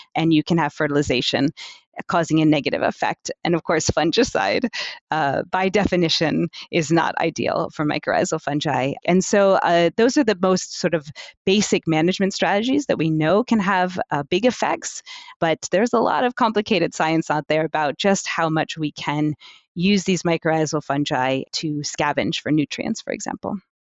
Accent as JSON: {"language": "English", "town": "New York City", "region": "New York", "country": "United States", "tie": "born or raised there", "moved": "as an adult", "lives_now": "Amsterdam, Netherlands", "said": "originally, I'm from the United States. I was born in New York City, but I've been in Amsterdam in the Netherlands for the last fifteen years or so"}